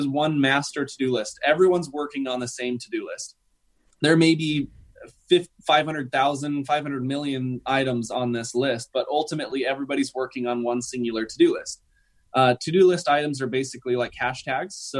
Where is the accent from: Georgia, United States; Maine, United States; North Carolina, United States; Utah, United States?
Utah, United States; Salt Lake City; I'm from Salt Lake City